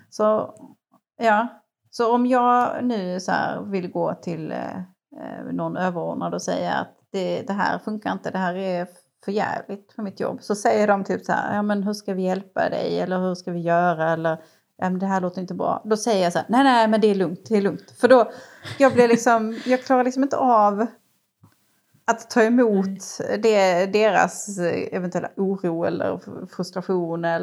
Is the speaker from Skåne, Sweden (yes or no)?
yes; Ängelholm, Skåne, Sweden; Jag är från Ängelholm